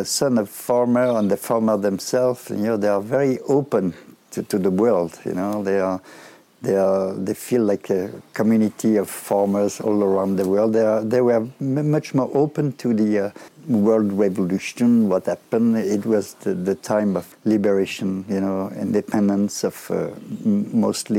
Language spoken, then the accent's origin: English; Villeurbanne, Auvergne-Rhône-Alpes, France; English is a second language; moved away; also born or lived in Rennes, France / Berlin, Germany; I came from Villeurbanne, you know. It's the suburb of Lyon where I used to live with, in fact, a lot of immigrants